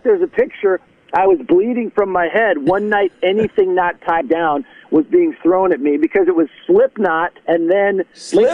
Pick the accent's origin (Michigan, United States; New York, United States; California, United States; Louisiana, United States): Michigan, United States; Detroit; moved away as an adult; also born or lived in Grosse Pointe, Michigan; now in Nashville, United States; I was born and raised in South Detroit